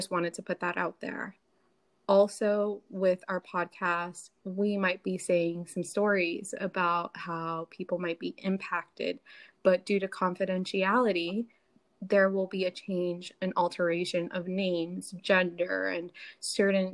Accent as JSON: {"language": "English", "town": "Miami", "region": "Florida", "country": "United States", "also_born_or_lived": "Chicago", "moved": "yes", "lives_now": "Tennessee, United States", "said": "I'm from Miami originally, then I moved to Chicago, and now I'm here in Tennessee"}